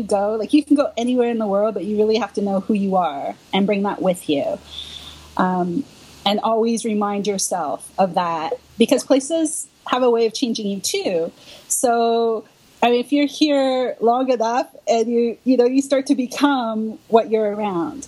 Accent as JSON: {"language": "English", "country": "Canada", "moved": "yes", "lives_now": "Brooklyn, New York, United States", "said": "I'm originally from Canada"}